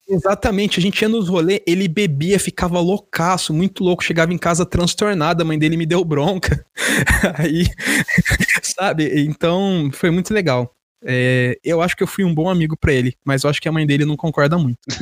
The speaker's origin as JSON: {"language": "Portuguese", "country": "Brazil", "said": "sou brasileiro"}